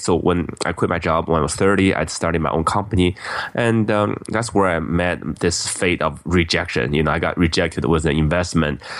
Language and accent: English; Beijing, China; now in United States; I grew up in Beijing, China